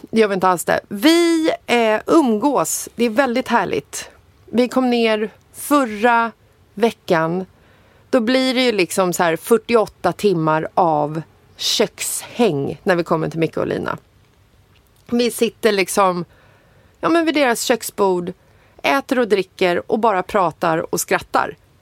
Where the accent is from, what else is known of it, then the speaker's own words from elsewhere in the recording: Stockholm, Stockholm County, Sweden; jag är född i Bagarmossen